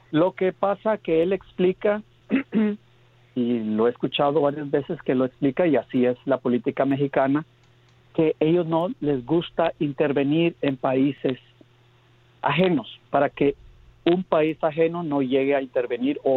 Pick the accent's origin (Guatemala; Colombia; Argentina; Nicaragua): Guatemala; moved away; no soy mexicano, soy centroamericano de Guatemala, viviendo acá hace muchos años. Vine joven